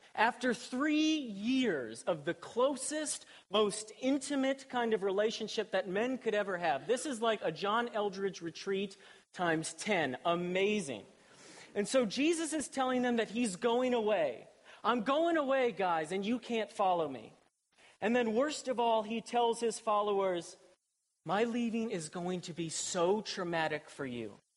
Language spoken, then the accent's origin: English; Columbus, Ohio, United States; I was born and raised in Columbus, Ohio.